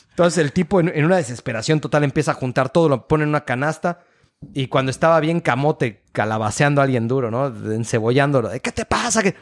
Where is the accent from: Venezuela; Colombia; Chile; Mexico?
Mexico; central Mexico; San Pascual Bailón es un santo que para todos los que somos del centro de la República nos ha tocado verlo en las cocinas.